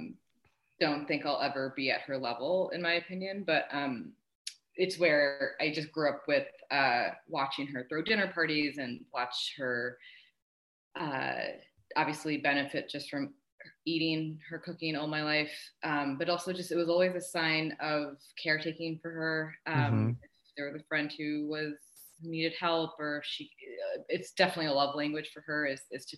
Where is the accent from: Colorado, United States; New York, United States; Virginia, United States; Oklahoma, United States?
New York, United States; Niskayuna; also born or lived in Canada; now in New York City, United States; grew up in a town called Niskayuna, New York, which is a suburb of Schenectady near Albany.